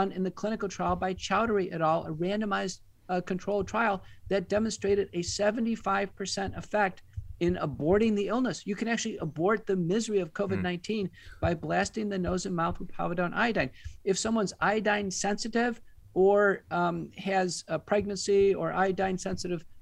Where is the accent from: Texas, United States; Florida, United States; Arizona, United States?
Texas, United States; also born or lived in Seattle, Washington / Michigan; I'm from Texas originally. I went to college and medical school here